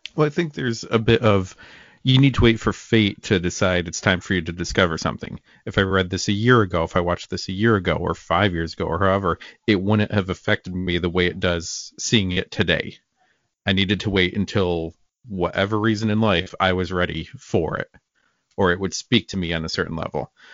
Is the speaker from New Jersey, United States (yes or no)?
no; Watertown, New York, United States; I grew up in Watertown, New York